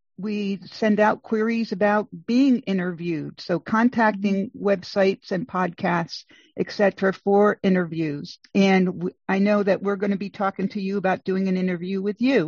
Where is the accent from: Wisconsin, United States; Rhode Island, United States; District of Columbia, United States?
Rhode Island, United States; I grew up in Rhode Island